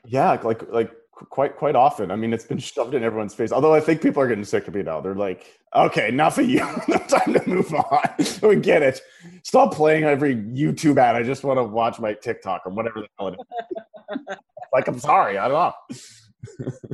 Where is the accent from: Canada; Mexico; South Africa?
Canada; Paradise Hill, Saskatchewan; moved away as an adult; now in Los Angeles, United States; I grew up in a really small um, farming community. Um, my hometown has 500 people in it